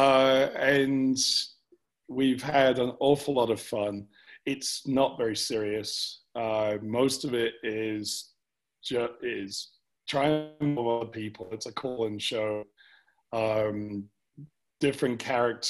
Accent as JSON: {"language": "English", "region": "England", "country": "United Kingdom", "also_born_or_lived": "United States", "moved": "yes", "lives_now": "Cheyenne, United States", "said": "me as an Englishman"}